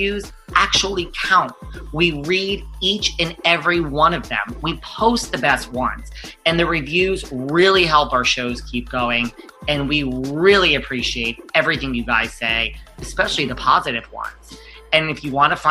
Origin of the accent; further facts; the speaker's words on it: New York City, New York, United States; I'm from New York City and we are real people from the city